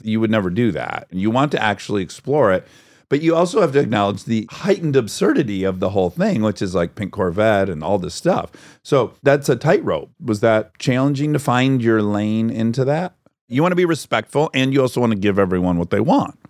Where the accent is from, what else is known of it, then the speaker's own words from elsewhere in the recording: Detroit, Michigan, United States; moved away; I know what it's like to grow up in Detroit